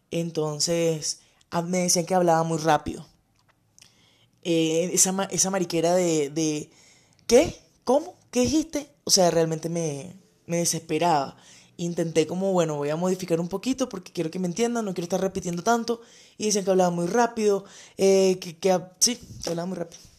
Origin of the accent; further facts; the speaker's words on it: Cabimas, Zulia, Venezuela; born there; Ah, bueno, nací en Cabimas eh, el 29 de octubre del 91.